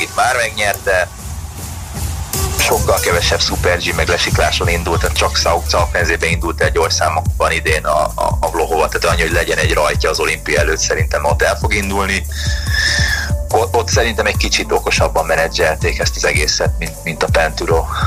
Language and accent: Hungarian; Hungary